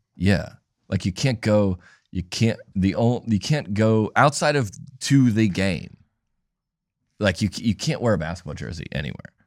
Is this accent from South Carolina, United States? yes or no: no; Atlanta, Georgia, United States; I grew up in Atlanta.